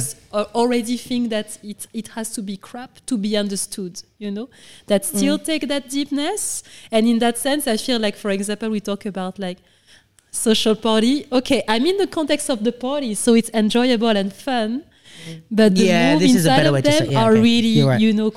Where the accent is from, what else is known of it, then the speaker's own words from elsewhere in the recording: Senegal; moved away as an adult; also born or lived in France / London / New York; And I grew up in Senegal